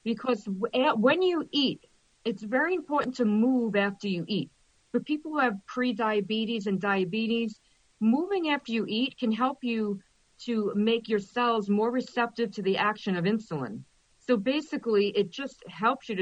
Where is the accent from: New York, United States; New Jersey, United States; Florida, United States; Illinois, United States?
New York, United States; I'm from New York